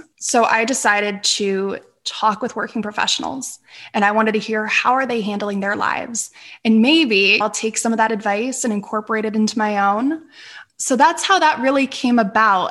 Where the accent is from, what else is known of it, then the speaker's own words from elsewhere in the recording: Northeastern Pennsylvania, United States; moved away; I grew up in Northeastern Pennsylvania